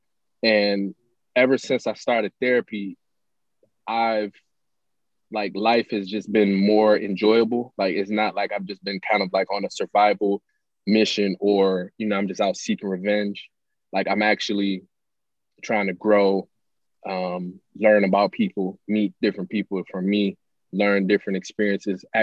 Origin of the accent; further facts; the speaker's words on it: Pontiac, Michigan, United States; I'm from Pontiac, Pontiac, Michigan. Grew up there, born and raised.